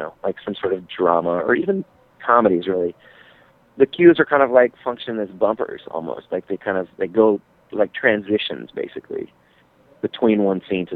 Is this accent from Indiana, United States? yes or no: no; Texas, United States; moved away; I'm originally from Texas